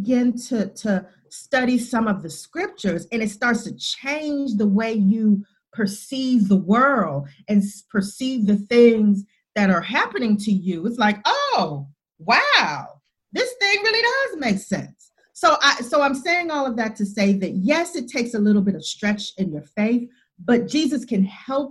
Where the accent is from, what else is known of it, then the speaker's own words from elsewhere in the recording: the South of the United States, United States; I'm from the South of the United States